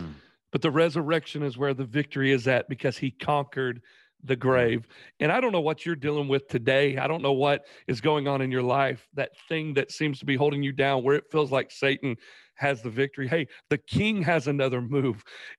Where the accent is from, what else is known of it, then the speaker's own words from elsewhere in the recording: Paris, Illinois, United States; I was born in Paris, Illinois.